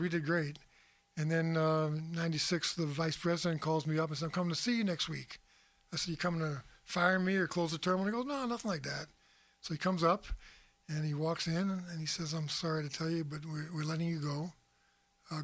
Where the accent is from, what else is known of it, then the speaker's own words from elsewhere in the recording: Long Island, New York, United States; moved away as an adult; also born or lived in Buffalo, New York / Erie, Pennsylvania; I grew up in Long Island, New York